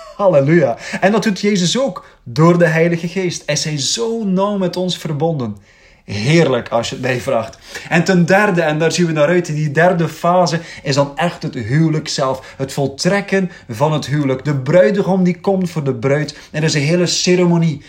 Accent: Belgium; we mogen opstaan als Belgen

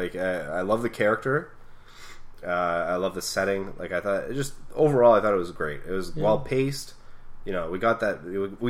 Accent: Canada

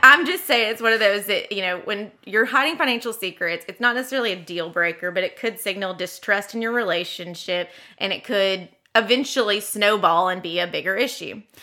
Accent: the South, United States; as a Southerner

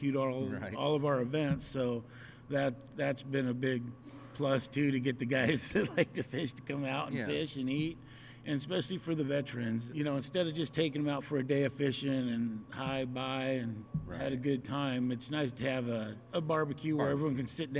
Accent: Wenatchee, Washington, United States; I was born and raised here in Wenatchee, Washington, went to Rock Island grade school, graduated Eastmont

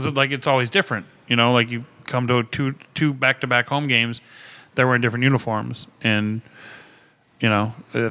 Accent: Cincinnati, Ohio, United States; I'm from Cincinnati

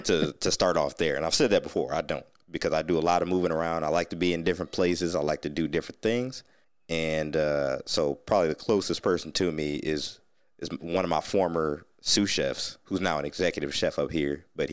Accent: Ohio, United States; moved away; I said I was from Ohio

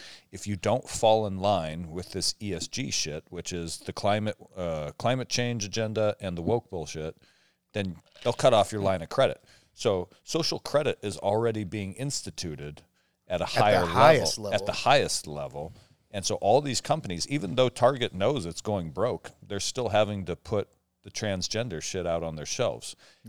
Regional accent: Omak, Washington, United States; I grew up in Omak, Washington, right? It was a town of 5,000 people.

